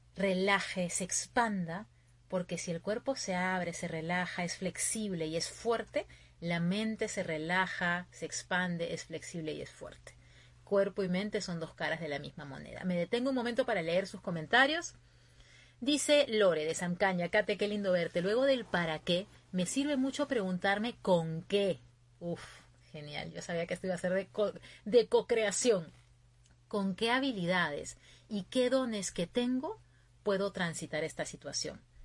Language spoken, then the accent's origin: Spanish; Peru; moved away as an adult; now in Virginia, United States; mi gente de Perú. Yo estoy ahorita en Virginia, ya va a ser un año más o menos que estoy aquí, pero mi corazón siempre puesto allá, en mi tierra